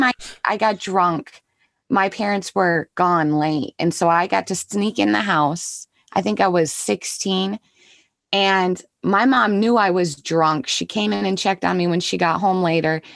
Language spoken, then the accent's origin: English; Minnesota, United States; I grew up here in Minnesota.